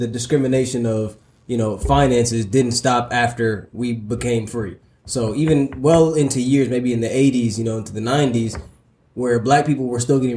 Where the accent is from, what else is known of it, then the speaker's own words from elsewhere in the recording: United States; I'm from Southside Clay County